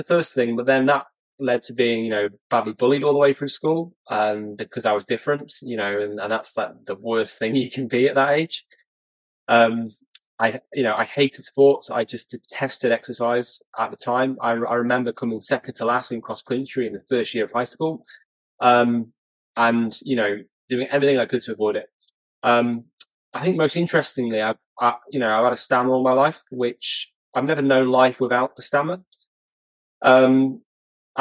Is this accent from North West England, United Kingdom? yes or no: yes; near Chester, North West England, United Kingdom; now in Kendal, United Kingdom; I was brought up in a, you know, a small place near Chester called Kelso